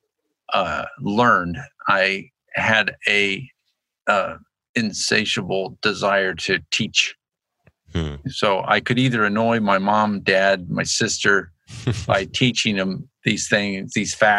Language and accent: English; Annapolis, Maryland, United States; also born or lived in Lynchburg, Virginia; now in Moscow, United States; growing up in Annapolis, Maryland